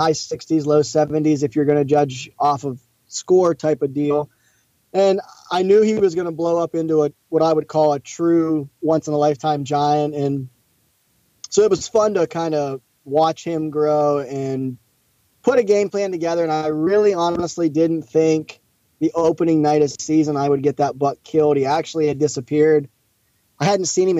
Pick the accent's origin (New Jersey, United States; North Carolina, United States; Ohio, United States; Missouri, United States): Ohio, United States; Eastern; it's been fun growing up in Ohio